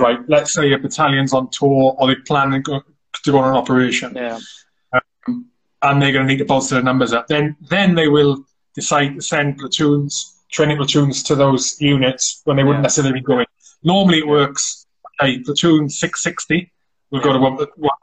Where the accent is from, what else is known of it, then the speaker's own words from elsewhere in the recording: South Wales, United Kingdom; I grew up in South Wales, little village called Quainant.